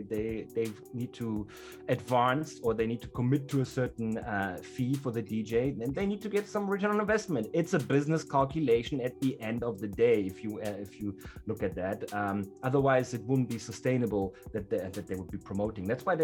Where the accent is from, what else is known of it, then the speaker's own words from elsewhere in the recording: Germany; English is a second language; now in South Africa; I come from Germany to South Africa or to Southern Africa, and I play hip hop.